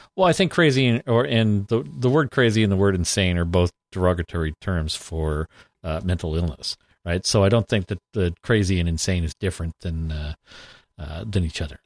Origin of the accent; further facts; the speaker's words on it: Canada; we're from Canada